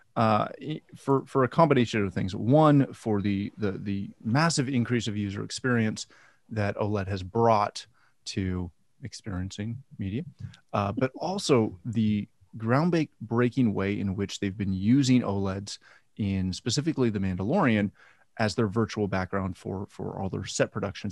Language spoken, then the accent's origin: English; Canada; I'm Canadian.